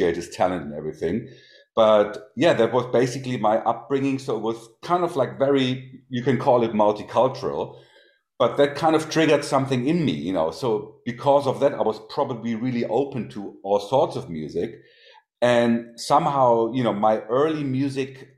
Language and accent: English; Hanover, Lower Saxony, Germany; also born or lived in Hagen, Germany; settled down in Hanover. I think I was about probably 5-ish or 6-ish when we came here.